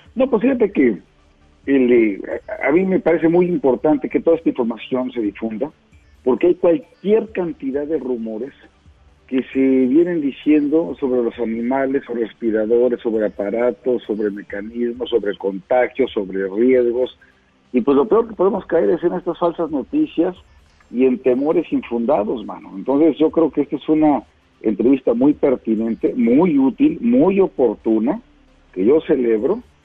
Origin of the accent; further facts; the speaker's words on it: Puebla, Mexico; yo como poblano